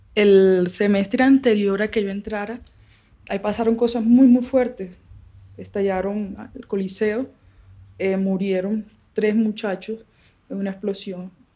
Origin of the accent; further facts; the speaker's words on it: Barranquilla, Atlántico, Colombia; now in Pondores, Colombia; Yo nací en Barranquilla, en Barranquilla en 1990, calles de tierra, niñitos en la calle